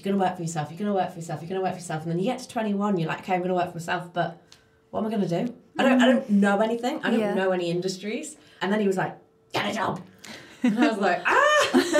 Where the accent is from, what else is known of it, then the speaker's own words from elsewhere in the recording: North West England, United Kingdom; accent: Scouse; So, I started calling up all these magazines, and here's my Scouser accent.